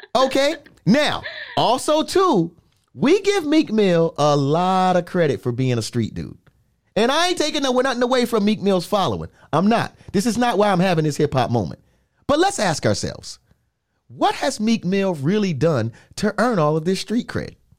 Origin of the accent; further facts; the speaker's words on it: New York, United States; growing up in New York